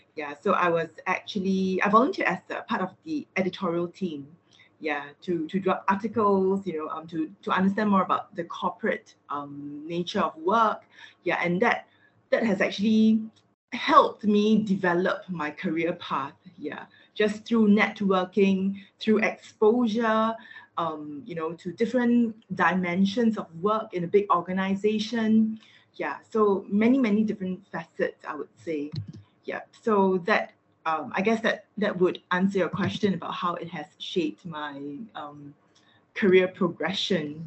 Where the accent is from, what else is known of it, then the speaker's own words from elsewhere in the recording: Singapore; I'm from Singapore